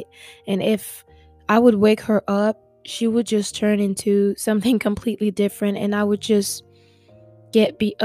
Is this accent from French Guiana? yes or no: yes; French Guiana; moved away as an adult; now in Oklahoma, United States; I am originally from French Guiana, which is located in South America. I grew up with my mom and my sister